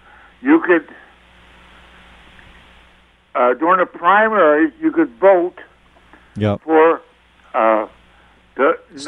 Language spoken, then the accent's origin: English; West Virginia, United States; So actually, like I said, my folks, I'm originally from West Virginia. My folks are from, West Virginia. Came to Connecticut in the early 60s